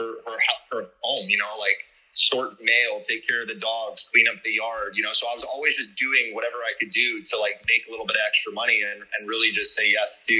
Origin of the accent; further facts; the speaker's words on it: Canada; moved away as an adult; also born or lived in Calgary, Canada / South Africa; now in Panama City, Panama; I grew up in Canada